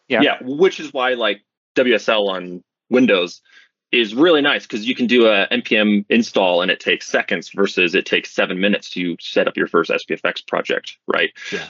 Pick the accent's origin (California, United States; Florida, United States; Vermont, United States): Vermont, United States; now in Colorado, United States; I grew up in Vermont, which is in the mm-hmm. northeast of the U.S.